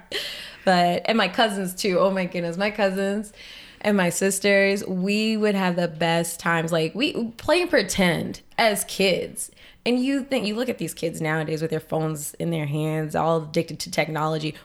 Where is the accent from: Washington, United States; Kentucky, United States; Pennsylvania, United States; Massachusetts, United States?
Massachusetts, United States; Boston; now in Lowell, United States; I was born here in Lowell, and, uh, my mom had some issues with substance abuse, and for a while we had to move away, well, for our whole lives. So my dad's sister, my wonderful auntie mama, she adopted me, and my sister went to live with her dad in New Hampshire, and I went to live in Boston.